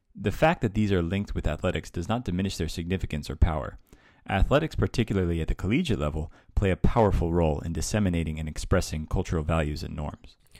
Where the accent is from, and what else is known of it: United States; moved away